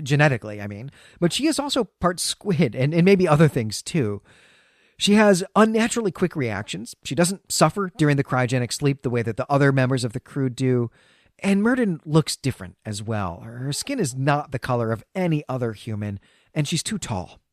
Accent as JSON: {"language": "English", "region": "Great Lakes", "country": "United States", "tie": "born or raised there", "moved": "yes", "said": "when I was growing up in the Great Lakes"}